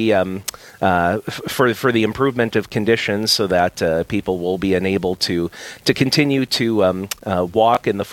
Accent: Napoleon, United States; my hometown of Napoleon

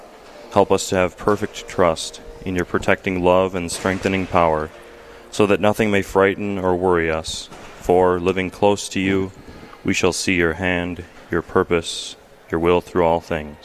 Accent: Brooklyn Center, Minnesota, United States; moved away as an adult; now in North Dakota, United States; I'm from Brooklyn Center, Minnesota.

